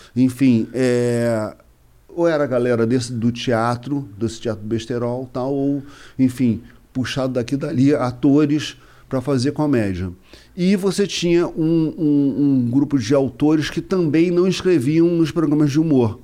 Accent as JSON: {"language": "Portuguese", "region": "Rio de Janeiro", "country": "Brazil", "tie": "born or raised there", "said": "eu nasci no Distrito Federal, né? Mas não foi em Brasília. Ah. É quando o Rio de Janeiro era a capital do Brasil."}